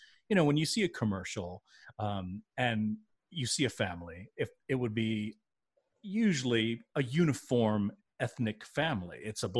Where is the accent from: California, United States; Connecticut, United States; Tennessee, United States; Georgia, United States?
Tennessee, United States; Memphis; Growing up in Memphis, Tennessee, in an all-white neighborhood, going to a predominantly pretty much all-white junior high, grade school, junior high, high school